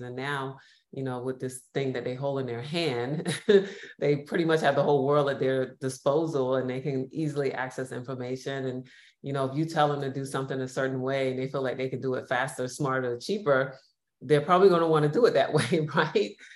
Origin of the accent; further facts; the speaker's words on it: New York, United States; now in Los Angeles, United States; I'm based in Los Angeles, originally from New York, which many of you could probably hear from my accent